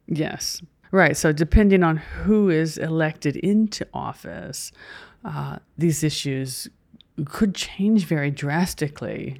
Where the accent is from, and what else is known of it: United States